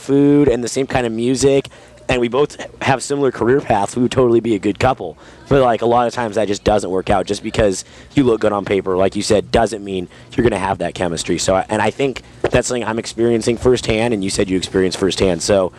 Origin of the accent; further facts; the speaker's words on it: California, United States; My current girlfriend was born in France, and I'm from Southern California, so.